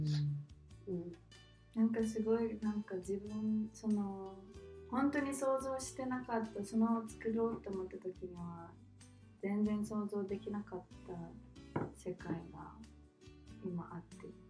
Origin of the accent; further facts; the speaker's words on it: Japan; also born or lived in Australia; 日本にいた時私もまあ日本で育った